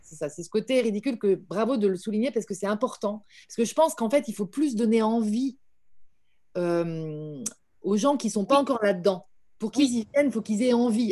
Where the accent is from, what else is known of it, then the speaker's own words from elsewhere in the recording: Paris, Île-de-France, France; en tant que Parisienne